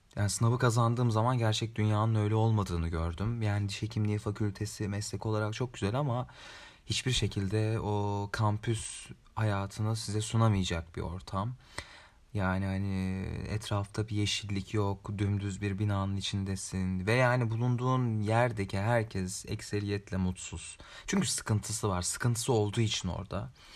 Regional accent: Ankara, Turkey; Özellikle Ankara eşrafında orada doğdum.

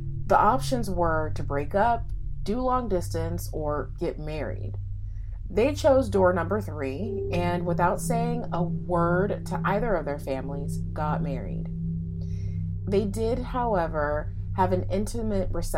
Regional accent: Los Angeles, California, United States; I'm from

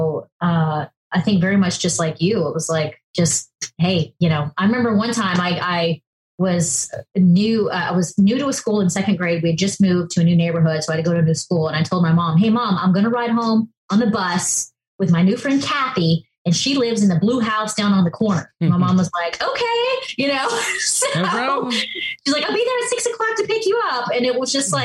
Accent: Charleston, South Carolina, United States; moved away; also born or lived in Los Angeles / New York; I grew up in Charleston, South Carolina

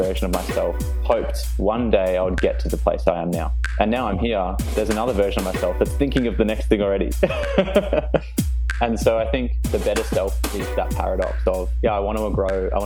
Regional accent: Melbourne, Victoria, Australia; I was born and bred in Melbourne. I went to school in the eastern suburbs

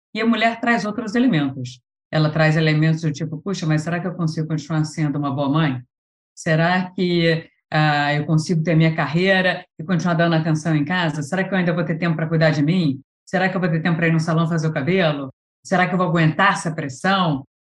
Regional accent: Rio de Janeiro, Brazil; sou carioca, né? Então estudei engenharia química aí na Federal do Rio de Janeiro

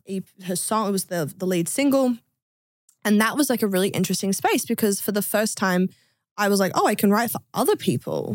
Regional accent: Adelaide, South Australia, Australia; I'm from Australia. I'm from Adelaide

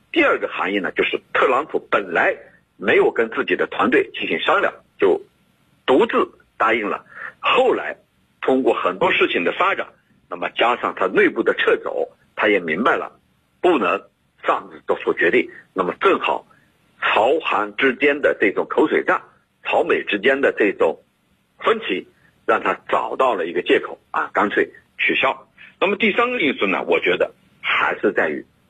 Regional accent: China; 只有我们中国人才有

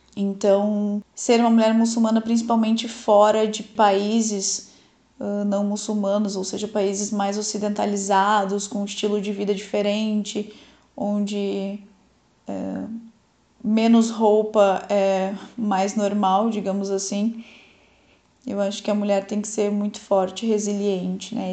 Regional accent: Brazil; Nasci no Brasil, mas dentro de uma família muçulmana

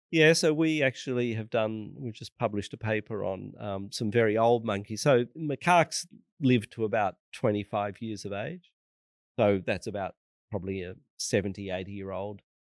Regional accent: Australia; as an Australian

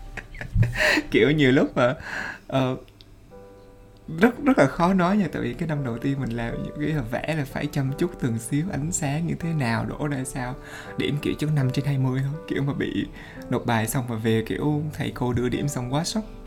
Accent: Vietnam; now in France; hồi xưa mình từ Việt Nam qua

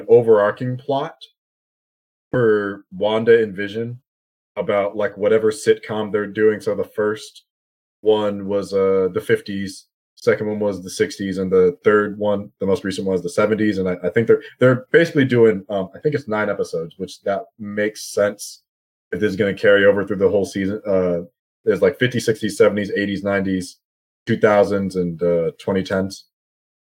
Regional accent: United States; being American

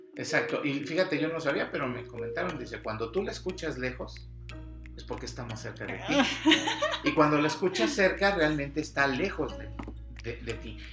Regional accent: Mexico; nuestra cultura como mexicanos

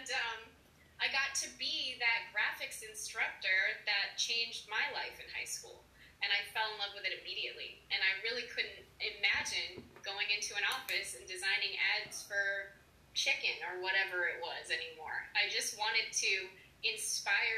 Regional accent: Maine, United States; moved away as an adult; also born or lived in Massachusetts; now in Nashville, United States; I'm from Maine originally.

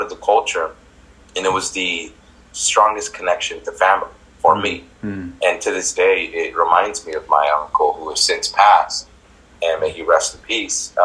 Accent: Santa Ana, California, United States; I grew up in Santa Ana, born and raised here

